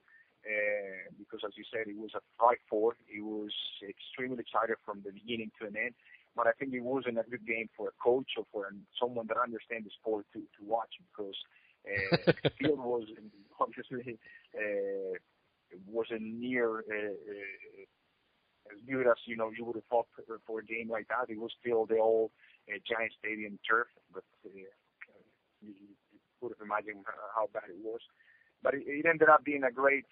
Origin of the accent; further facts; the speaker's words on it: Colombia; moved away as an adult; I came back, you know, for holidays back home, meaning Colombia